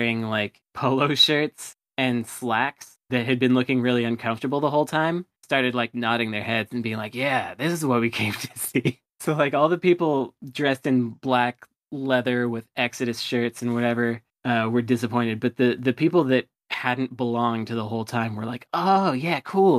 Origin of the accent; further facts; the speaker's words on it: the Bay Area, California, United States; I'm from the Bay Area